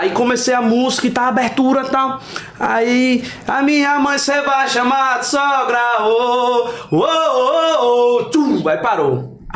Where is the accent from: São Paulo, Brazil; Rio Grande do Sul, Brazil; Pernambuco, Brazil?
Pernambuco, Brazil; Recife; Eu sou de Recife, a galera de Maceió cantando, Sertânia cantando